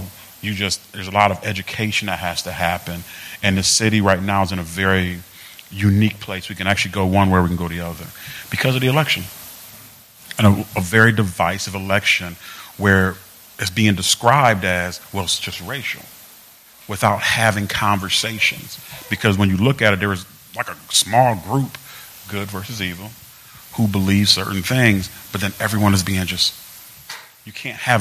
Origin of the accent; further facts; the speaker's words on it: Rochester, New York, United States; my perspective on Rochester is going to actually just be from my perspective, where I actually grew up